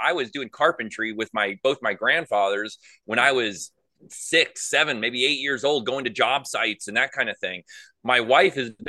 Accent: Valley Center, California, United States; moved away as an adult; now in Tennessee, United States; We lived in a place called Valley Center, which has three Indian reservations surrounding it. So I grew up around Native Americans

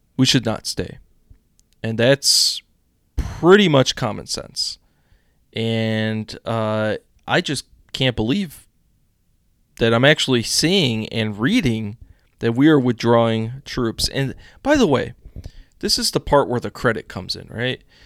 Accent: United States; as an American citizen

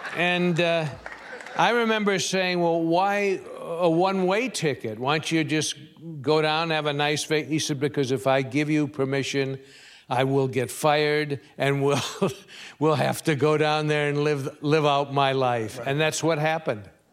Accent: Chicago, Illinois, United States; moved away as an adult; also born or lived in California; I'm from Chicago, and I used to ride the subways and the elevated trains all the time

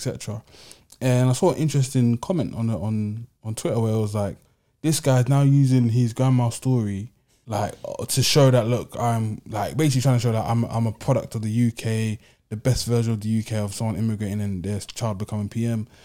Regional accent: London, United Kingdom; I'm a Londoner

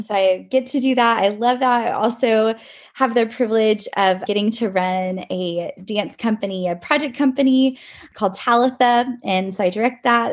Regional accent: College Station, Texas, United States; I grew up in College Station, Texas, and I currently live here as well

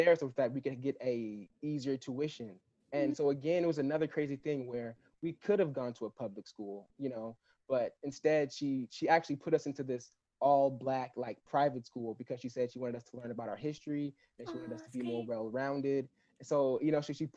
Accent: Los Angeles County, California, United States; I grew up in Los Angeles County. Basically in about 30 minutes from the actual like downtown Los Angeles

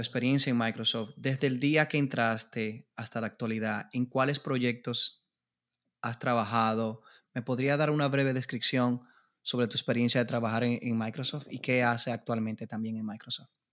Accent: Dominican Republic; yo como República Dominicana

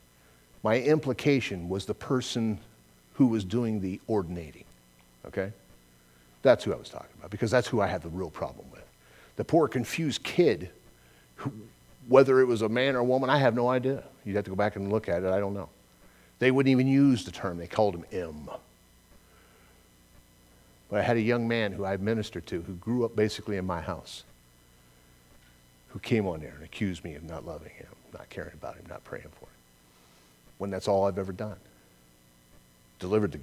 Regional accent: Southern California, United States; I'm from Southern California, it's where I was born and raised

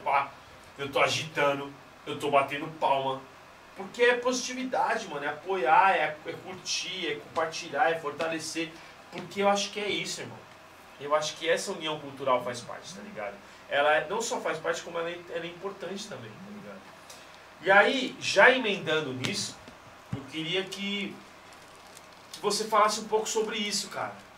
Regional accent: São Paulo, Brazil; aqui na nossa região de Itaquera

